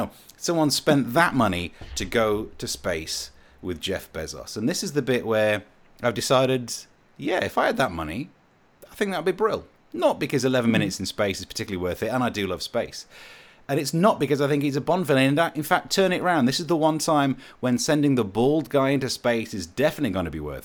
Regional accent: Midlands, United Kingdom; I am poor and I am from the Midlands.

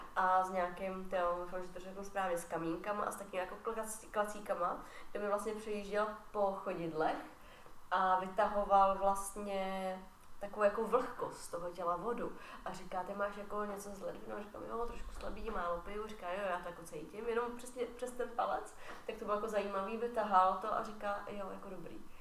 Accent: Czechia; já jsem Češka

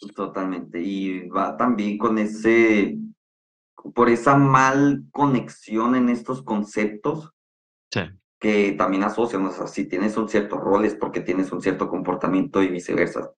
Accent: San Luis Río Colorado, Sonora, Mexico; now in Monterrey, Mexico; Soy originario de Sonora, de un ranchito que se llama San Luis Río Colorado. Actualmente ya vivo en Monterrey

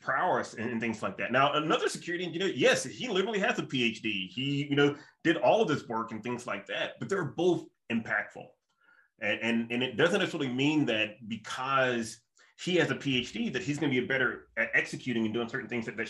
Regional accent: the South, United States; moved away; like me as a Southerner

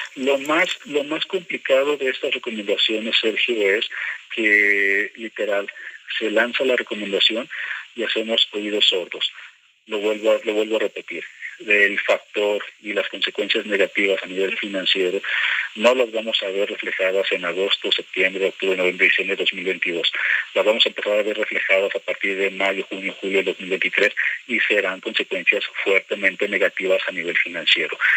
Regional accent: Mexico; a mí como mexicano

